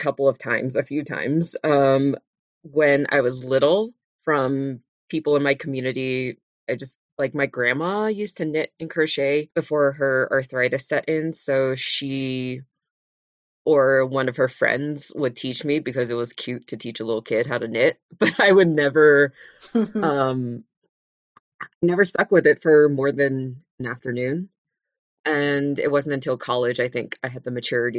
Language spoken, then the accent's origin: English; Las Vegas, Nevada, United States; moved away; also born or lived in San Francisco Bay Area, California / Los Angeles area, California; they moved when I was just a baby to Las Vegas, Nevada, where I grew up.